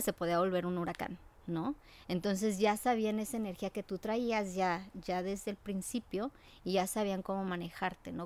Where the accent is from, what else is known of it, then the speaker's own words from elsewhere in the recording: Mexico City, Mexico; now in United States; Mi mamá es mexicana la Ciudad de México, eh, con orígenes de Querétaro. Eh, ya migraron hacia la Ciudad de México, eh, mi abuelita, y vivimos junto a donde está la UNAM.